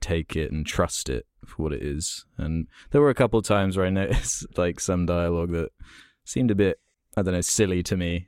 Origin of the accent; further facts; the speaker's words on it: United Kingdom; I obviously am British